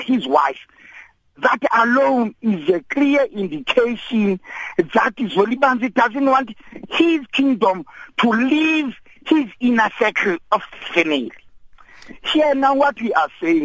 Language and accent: English; Thembu, Eastern Cape, South Africa; as the South African society, particularly the Tembus